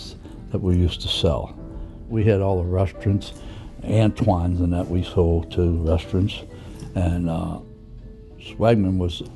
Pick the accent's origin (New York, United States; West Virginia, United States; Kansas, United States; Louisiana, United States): Louisiana, United States; New Orleans; I was born in French Quarter. I went to St. Mary's School around the corner, St. Mary's Italian School.